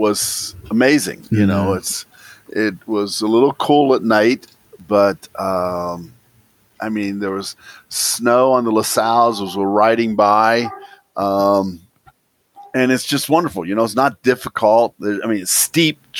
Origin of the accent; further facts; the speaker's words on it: United States; I am definitely American